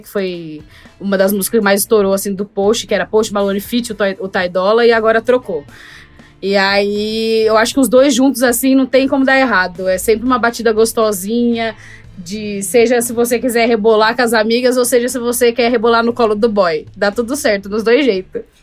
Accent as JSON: {"language": "Portuguese", "country": "Brazil", "also_born_or_lived": "United States", "said": "eu sou do Brasil"}